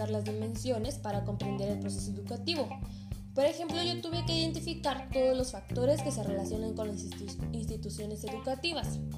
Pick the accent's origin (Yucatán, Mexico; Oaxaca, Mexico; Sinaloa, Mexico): Oaxaca, Mexico; Cuilapan de Guerrero; en mi comunidad que es Cuilapan